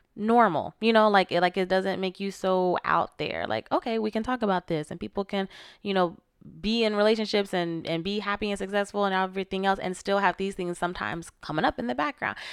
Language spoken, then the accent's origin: English; Florida, United States; I'm from Florida.